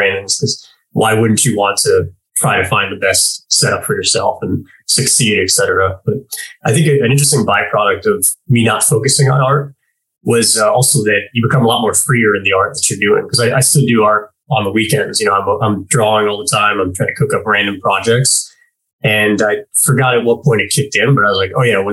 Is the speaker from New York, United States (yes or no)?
yes; New York, United States; I'm from New York